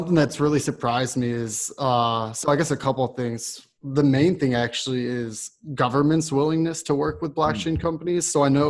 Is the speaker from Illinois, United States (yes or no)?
yes; Chicago, Illinois, United States; now in Austin, United States; And I'm originally from Chicago, so I spend a lot of time up there